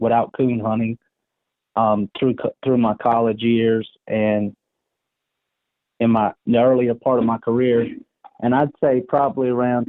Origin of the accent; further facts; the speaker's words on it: Orangeburg, South Carolina, United States; moved away as an adult; also born or lived in Montana; I moved back to my hometown of Orangeburg